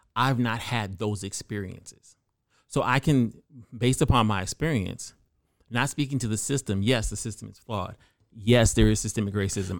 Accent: California, United States; I grew up in California as typically one of the only black people in a room full of white people

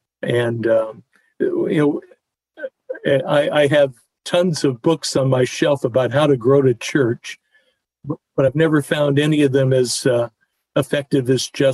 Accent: Tucson, Arizona, United States; growing up in Tucson, Arizona, I was, I think, 12 years old

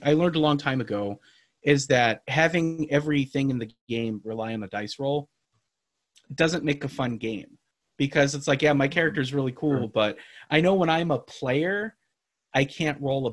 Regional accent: Hawaii, United States; now in Austin, United States; I'm from Hawaii

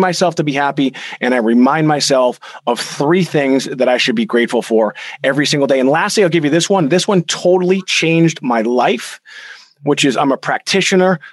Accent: Boston, Massachusetts, United States; we're from Boston

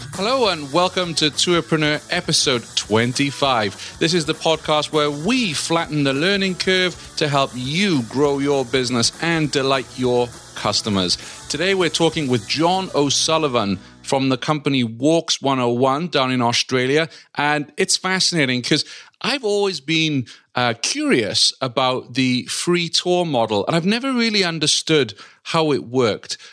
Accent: Wales, United Kingdom; now in Vermont, United States; my home country, the Principality of Wales

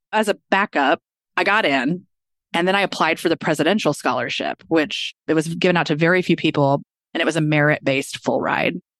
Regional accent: Kansas City, Missouri, United States; I grew up in Kansas City, Missouri

